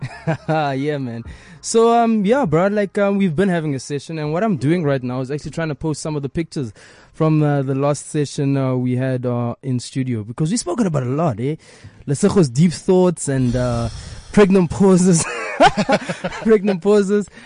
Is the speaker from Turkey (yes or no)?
no; South Africa; I am first African before I am South African